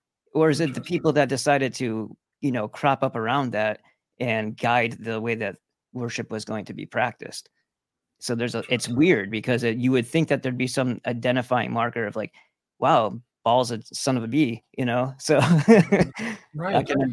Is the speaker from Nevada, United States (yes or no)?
no; New York, United States; because I'm from New York originally.